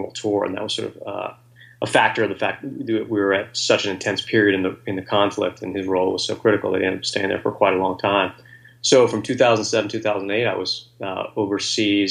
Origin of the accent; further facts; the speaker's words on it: Virginia, United States; now in Washington, D.C., United States; I grew up in Virginia